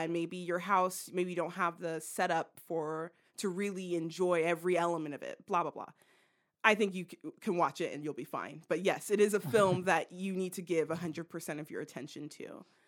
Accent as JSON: {"language": "English", "country": "United States", "said": "we're American"}